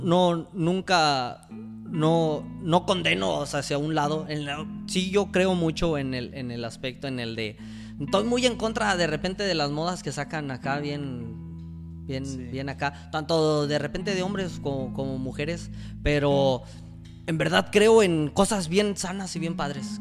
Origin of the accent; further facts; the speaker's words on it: Ciudad Mante, Tamaulipas, Mexico; moved away as an adult; yo batallé mucho para estudiar en Mante porque no había tantas carreras, nomás había tres carreras en Mante.